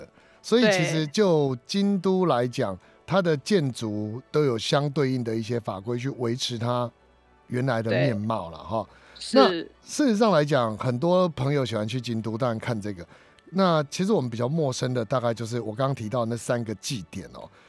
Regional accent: Taiwan; 我们台湾人来不及参加了。

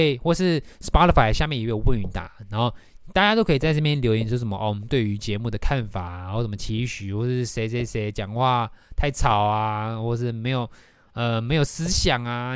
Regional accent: Taiwan; 就是以那种我们台湾人，亚洲小孩在学英文会遇到的问题

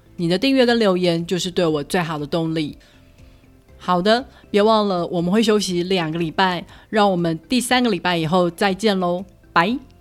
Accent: Taiwan; moved away; also born or lived in Denver, United States; 即使是我一个土生土长的台湾人

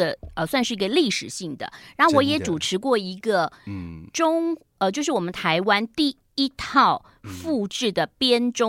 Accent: Beijing, China; 可能就是我们来自北京，但又没有北京那种，就是李鼎

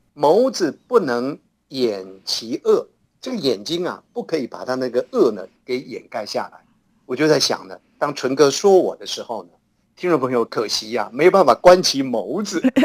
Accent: Hsinchu, Taiwan; 在我们新竹老家

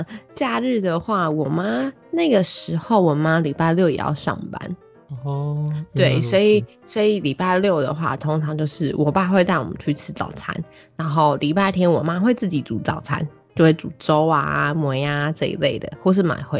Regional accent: Miaoli County, Taiwan; also born or lived in Banqiao / Hualien; 其实我小时候是在很小的时候，一开始是在板桥，长大以后就是嗯，大概是到要上幼稚园以后，我们就搬回来苗栗。因为毕竟板桥的物价什么真的其实真的比较高，所以那时候我们就搬回来苗栗。但是我的老家是在花莲。

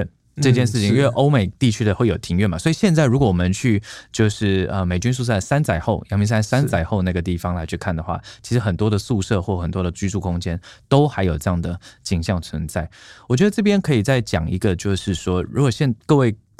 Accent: Tainan, Taiwan; moved away; 我的家乡台南

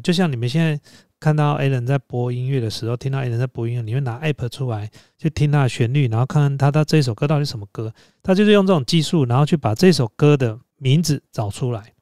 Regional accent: Taiwan; 我们台湾人

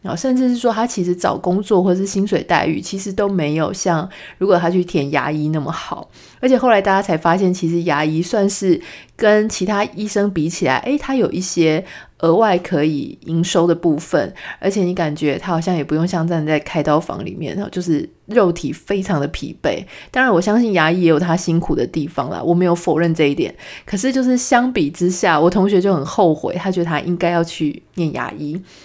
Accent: Pingtung, Pingtung County, Taiwan; moved away as an adult; also born or lived in Taipei; 我是从，呃，从小就在屏东成长，然后一路一直念书，念到十八岁，也就是高中毕业之后，才到台北来念大学

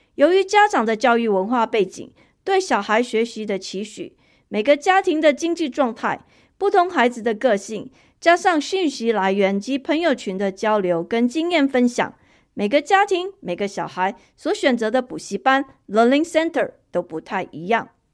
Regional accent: Taiwan; moved away as an adult; now in United States; 我离开台湾已经十几年了

